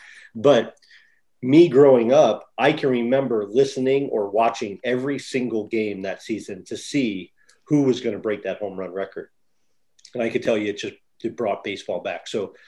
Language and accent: English; St. Louis, Missouri, United States; growing up in St. Louis